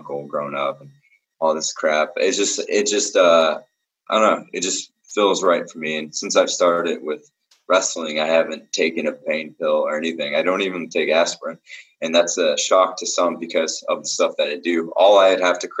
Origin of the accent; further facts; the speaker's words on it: Seattle, Washington, United States; moved away as an adult; also born or lived in Arizona; now in Atlanta, United States; I was born in Arizona. even though I moved to Seattle when I was like super young